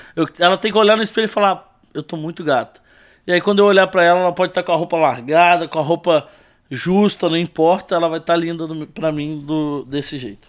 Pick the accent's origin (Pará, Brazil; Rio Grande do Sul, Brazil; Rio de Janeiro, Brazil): Rio de Janeiro, Brazil; Volta Redonda; nasci em Volta Redonda, Rio de Janeiro